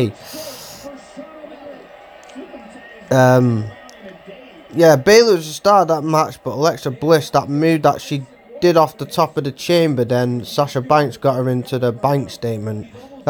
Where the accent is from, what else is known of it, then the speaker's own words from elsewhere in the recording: Ireland; also born or lived in Manchester; now in Oldham, United Kingdom; Hopefully I'm going to visit my native land, Ireland, soon. Brings a lot of good memories back. Cause that's where I started in Ireland, as I'm Irish.